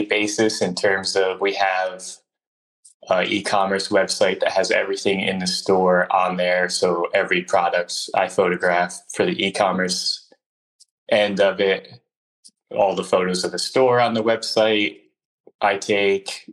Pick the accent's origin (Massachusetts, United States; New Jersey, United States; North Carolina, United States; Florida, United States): New Jersey, United States; Northern; now in Philadelphia, United States; where I grew up in Northern New Jersey was abandoned factories